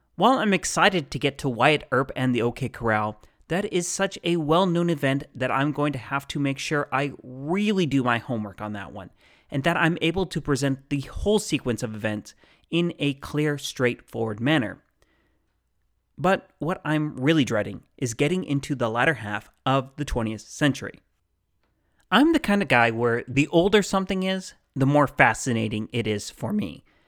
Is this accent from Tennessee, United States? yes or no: no; Phoenix, Arizona, United States; also born or lived in South Dakota; I was born in the Phoenix area and have lived here the majority of my life